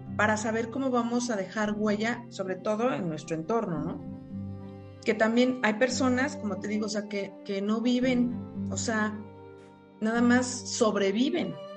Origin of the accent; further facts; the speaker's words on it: Mexico; como buenos mexicanos